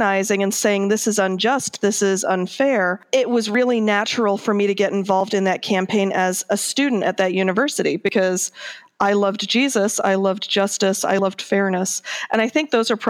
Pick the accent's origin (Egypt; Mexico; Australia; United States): United States; Akron, Ohio; I grew up mostly in Akron, Ohio, which is a union town